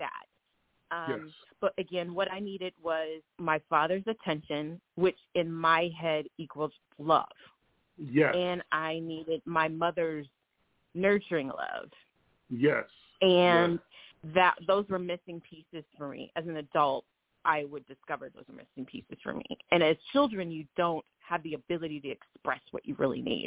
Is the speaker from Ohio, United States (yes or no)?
yes; Springfield, Ohio, United States; I grew up in Springfield, Ohio